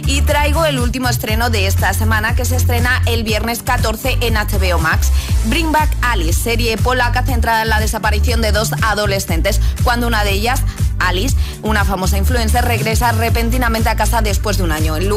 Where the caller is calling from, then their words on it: Jerez de la Frontera, Andalusia, Spain; de Jerez.